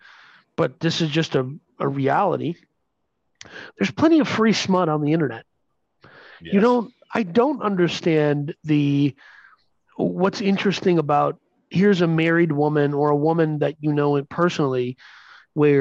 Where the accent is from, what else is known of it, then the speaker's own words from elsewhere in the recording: Minnesota, United States; We're from Minnesota